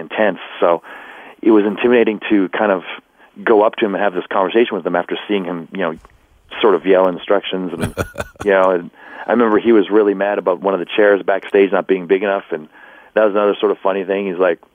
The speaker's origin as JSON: {"language": "English", "country": "Canada", "said": "I was from up in Canada"}